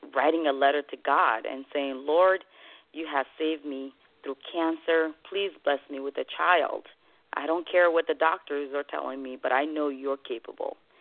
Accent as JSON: {"language": "English", "country": "Côte d’Ivoire", "tie": "born or raised there", "also_born_or_lived": "Guinea", "second_language": "English", "moved": "as an adult", "lives_now": "United States", "said": "I was born in West Africa, Guinea, and raised nice. in Ivory Coast"}